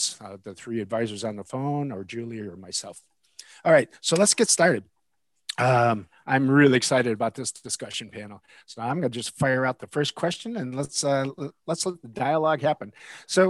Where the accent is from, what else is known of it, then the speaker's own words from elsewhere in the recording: Chicago, Illinois, United States; I'm a Chicagoan